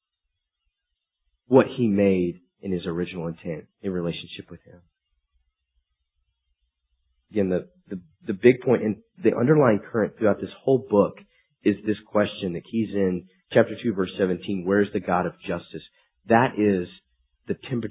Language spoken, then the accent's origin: English; United States; being American is a good thing, I'm happy about